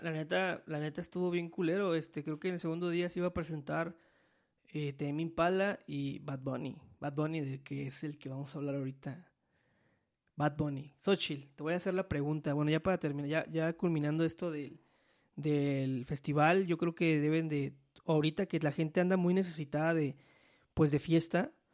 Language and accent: Spanish; Veracruz, Mexico; moved away; yo soy de Veracruz.